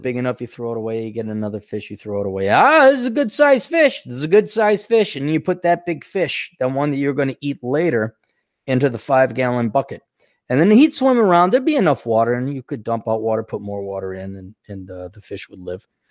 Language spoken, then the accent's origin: English; Wisconsin, United States; I grew up in Wisconsin, where there is also over ten thousand lakes